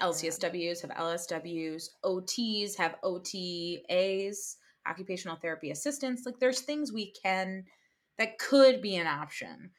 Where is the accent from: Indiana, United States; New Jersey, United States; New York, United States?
New Jersey, United States; I'm from New Jersey